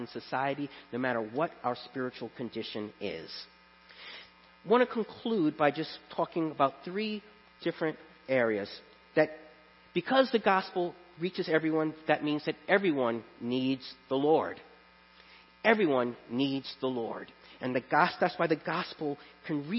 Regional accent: New York City, New York, United States; moved away as an adult; I grew up in Brooklyn, which they call the borough of churches.

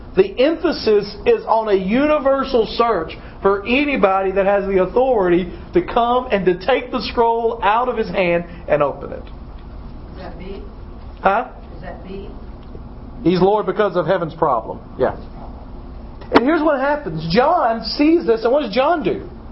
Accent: Dyersburg, Tennessee, United States; moved away as an adult; I left Dyersburg when I was 18

